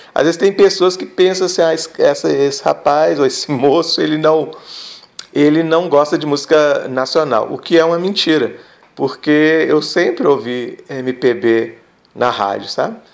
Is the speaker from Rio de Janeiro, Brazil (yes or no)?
no; north of Minas Gerais, Brazil; onde eu mora, onde eu nasci, né, no norte de Minas